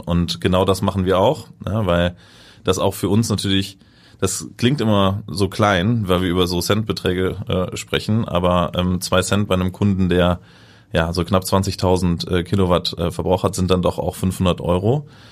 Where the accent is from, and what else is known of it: Germany